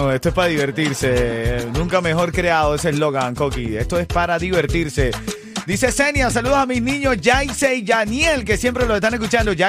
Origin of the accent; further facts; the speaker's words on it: Cuba; Yo soy de Paloma, papá. A mí me criaron con palomas, muchas palomas en Cuba